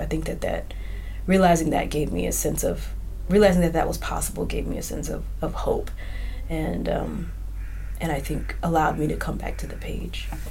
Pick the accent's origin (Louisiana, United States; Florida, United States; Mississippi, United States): Mississippi, United States; I grew up in Mississippi